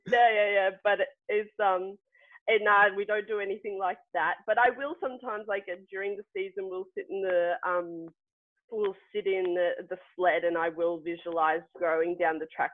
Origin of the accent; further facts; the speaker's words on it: Melbourne, Victoria, Australia; now in Wiesbaden, Germany; I'm from Melbourne